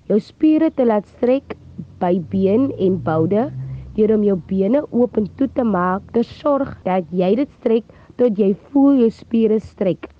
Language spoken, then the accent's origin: Afrikaans; Vredendaal, Western Cape, South Africa; Ek is gebore in Vredendaal